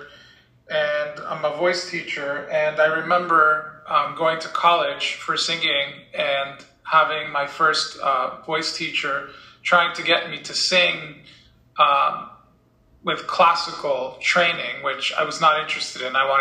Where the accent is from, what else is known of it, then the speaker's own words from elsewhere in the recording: Dominican Republic; moved away; I grew up in the Dominican Republic, where we wore uniforms